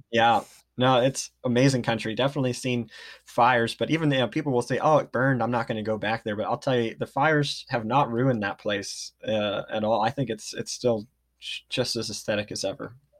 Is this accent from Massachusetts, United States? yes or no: no; Redding, California, United States; now in Ashland, United States; I grew up in Redding, California